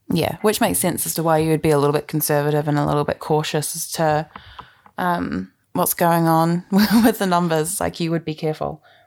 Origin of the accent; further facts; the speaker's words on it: New Zealand; as a Canadian and a New Zealander